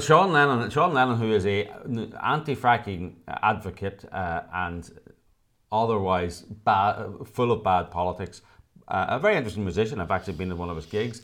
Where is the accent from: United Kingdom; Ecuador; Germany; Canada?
United Kingdom; now in Los Angeles, United States; I was born in the United Kingdom.